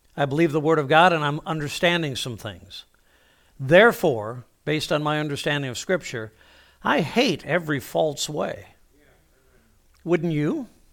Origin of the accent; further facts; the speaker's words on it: Toledo, Ohio, United States; I was born, uh, in Toledo, Ohio